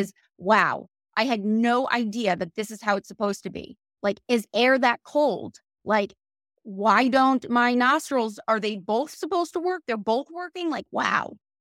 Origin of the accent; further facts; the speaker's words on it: Connecticut, United States; moved away as an adult; also born or lived in Virginia / Maryland / Washington, D.C.; now in Boca Raton, United States; I am from Connecticut